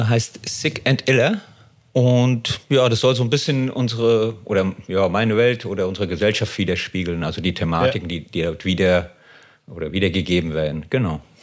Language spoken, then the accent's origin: German; Frankfurt am Main, Hesse, Germany; ich komme aus Frankfurt am Main Höchst